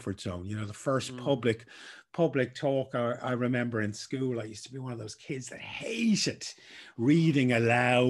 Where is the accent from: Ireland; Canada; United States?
Ireland; Dublin, Leinster; I grew up in Dublin, 80s